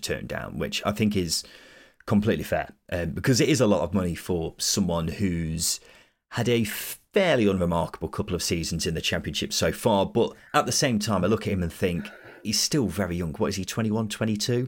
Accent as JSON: {"language": "English", "region": "Midlands", "country": "United Kingdom", "said": "we're both Midlanders"}